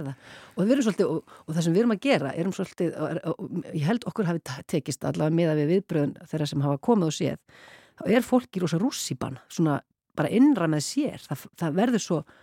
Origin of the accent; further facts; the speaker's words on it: Iceland; ég var svo eina frá Íslandi